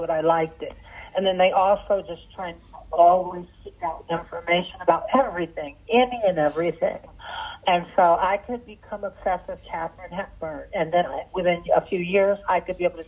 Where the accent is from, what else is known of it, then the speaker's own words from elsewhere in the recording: Washington, District of Columbia, United States; English is a second language; also born or lived in Sudan; it was Washington, D.C. where I grew up